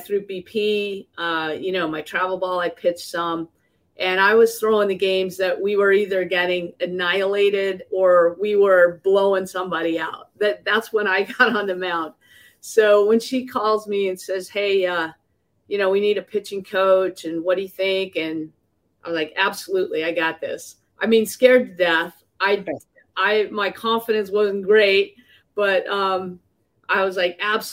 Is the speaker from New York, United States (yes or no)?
no; Hunter, Utah, United States; I grew up in Hunter, Utah, which is just right outside of Salt Lake City